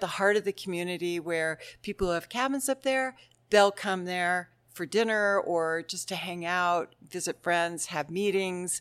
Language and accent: English; Mount Lemmon, Arizona, United States; also born or lived in Tucson; We'd say, "Mount Lemon." And they'd say, "Really? Where do you go to school?" And we'd say, "Well, we live on the mountain, but we drive to Tucson Monday through Friday. We live in town just to go to school."